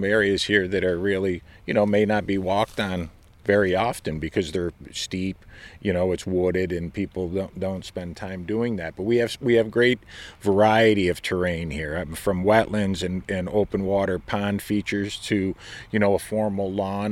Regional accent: Oneonta, New York, United States; moved away; I grew up in Oneonta, New York

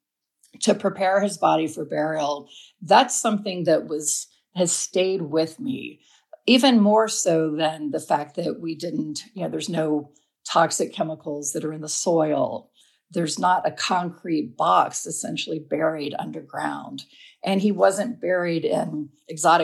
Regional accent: Alabama, United States; now in Asheville, United States; I live in Asheville, North Carolina, but I grew up in Alabama

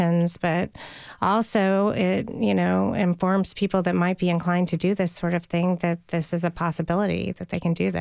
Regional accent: Nashville, Tennessee, United States; I grew up in Nashville

